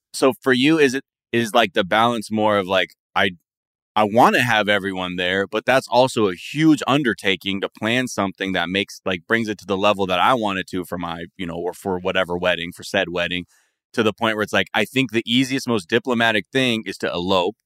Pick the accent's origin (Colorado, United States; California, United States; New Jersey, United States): California, United States; San Fernando Valley; I'm from the San Fernando Valley